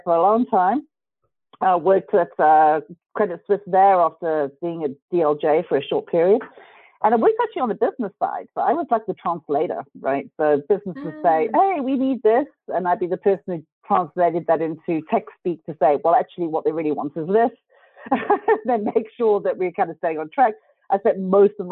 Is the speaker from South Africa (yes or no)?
yes; South Africa; grew up in South Africa